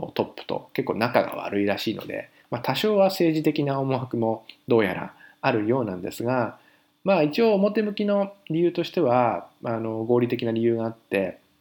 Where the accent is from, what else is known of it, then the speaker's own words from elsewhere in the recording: Fukushima, Japan; now in Paris, France; 僕福島県の福島市っていう